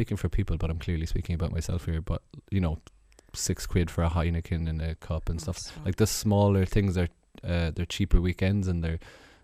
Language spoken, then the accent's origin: English; Ireland; we as Irish people